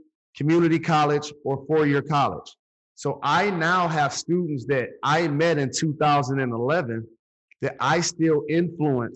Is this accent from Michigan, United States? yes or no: yes; Detroit, Michigan, United States; It's in Detroit, my hometown, the neighborhood that I grew up in.